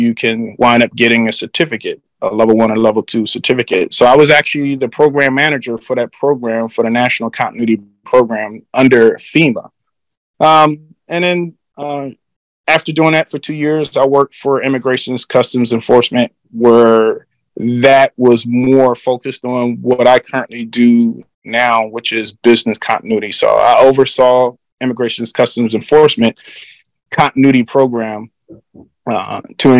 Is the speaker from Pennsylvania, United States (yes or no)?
yes; Philadelphia, Pennsylvania, United States; moved away as an adult; I grew up in the cities of Philadelphia, a city of brotherly love